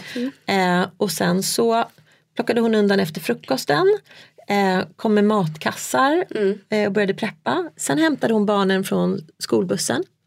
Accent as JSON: {"language": "Swedish", "country": "Sweden", "also_born_or_lived": "China", "moved": "as an adult", "said": "När vi flyttade tillbaka från Kina till mm. Sverige"}